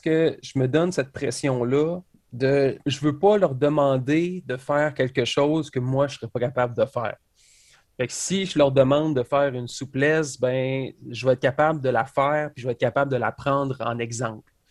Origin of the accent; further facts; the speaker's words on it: Quebec, Canada; je viens de Québec, je suis un lutteur